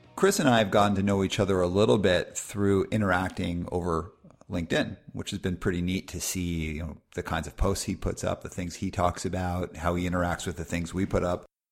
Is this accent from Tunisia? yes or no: no; Calgary, Alberta, Canada; I grew up in Calgary, Alberta in the eighties